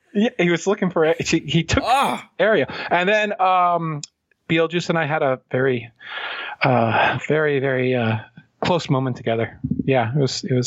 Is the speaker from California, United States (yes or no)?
no; Pennsylvania, United States; We're from Pennsylvania.